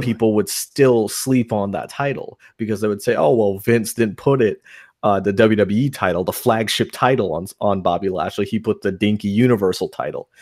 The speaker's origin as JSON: {"language": "English", "region": "New York", "country": "United States", "tie": "born or raised there", "moved": "yes", "said": "I grew up in New York"}